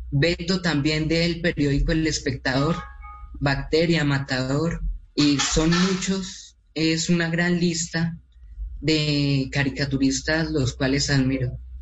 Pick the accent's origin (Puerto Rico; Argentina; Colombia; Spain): Colombia; nosotros, eh, como colombianos